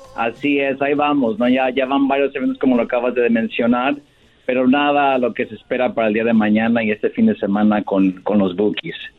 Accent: Michoacán, Mexico; como somos los dos de Michoacán

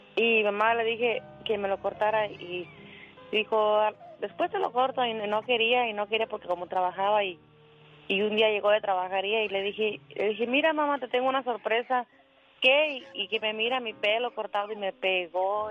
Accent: Panindícuaro, Michoacán, Mexico; moved away; Un día salí de Panindícuaro, pero Panindícuaro nunca salió de mí

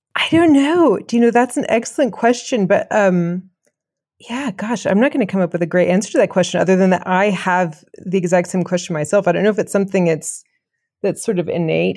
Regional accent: Chapel Hill, North Carolina, United States; moved away as an adult; also born or lived in England / Kenya / Geneva, Switzerland; now in France; I'm from Chapel Hill, uh, North Carolina, originally born and raised, like, one place.

